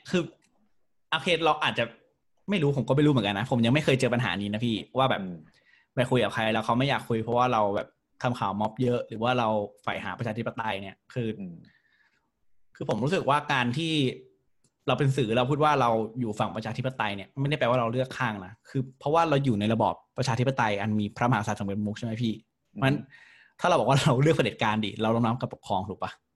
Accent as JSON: {"language": "Thai", "region": "Prachuap Khiri Khan", "country": "Thailand", "moved": "yes", "lives_now": "Bangkok, Thailand", "said": "บ้านผมอยู่ไกล ผมอยู่ประจวบ"}